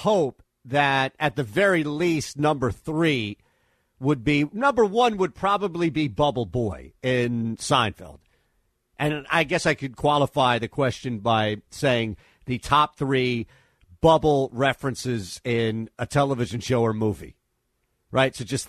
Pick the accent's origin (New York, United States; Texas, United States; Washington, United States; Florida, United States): New York, United States; Bronx; also born or lived in Southern Connecticut; We're from the same state and really the same region. He's from Long Island. I'm originally from the Bronx and then moved to Southern Connecticut.